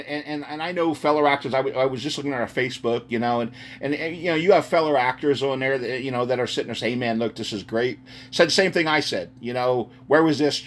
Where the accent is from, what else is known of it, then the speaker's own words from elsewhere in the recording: United States; moved away; also born or lived in Texas; I'm originally a Texas boy, but I grew up outside of Philly.